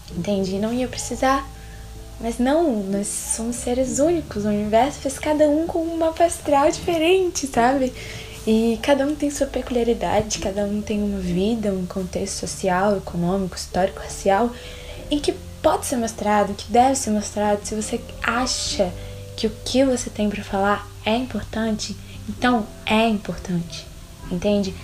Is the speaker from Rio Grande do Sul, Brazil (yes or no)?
no; Belo Horizonte, Minas Gerais, Brazil; sou de Belo Horizonte